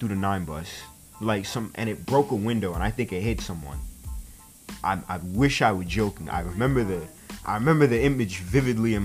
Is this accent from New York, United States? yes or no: yes; New York City, New York, United States; also born or lived in Bronx, New York; I'm from Brooklyn, New York